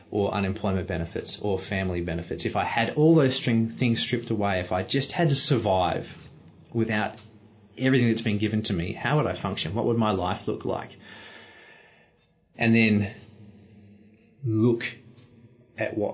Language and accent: English; Australia; I didn't do anything special to be born in Australia. That's just where I was born